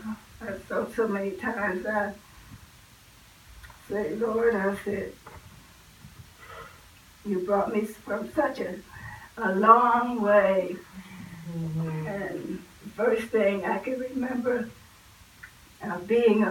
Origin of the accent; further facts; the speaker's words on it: Steelton, Pennsylvania, United States; my aunt and uncle brought us to Harrisburg, because I'm from Stilton